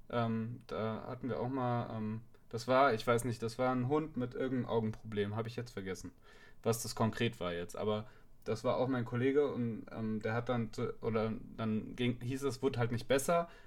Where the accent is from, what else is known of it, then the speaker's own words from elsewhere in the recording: Darmstadt, Hesse, Germany; ich komme ursprünglich aus Darmstadt, da sind, in Darmstadt gibt es auch keine Tierklinik 24-7.